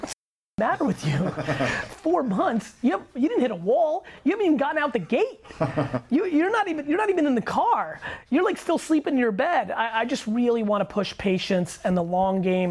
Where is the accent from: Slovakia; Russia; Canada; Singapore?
Russia; now in United States; I was born in Russia.